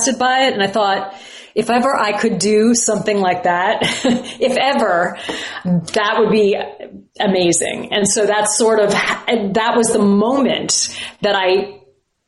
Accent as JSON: {"language": "English", "town": "Huntington Station", "region": "New York", "country": "United States", "tie": "born or raised there", "said": "I grew up in Huntington Station, Long Island."}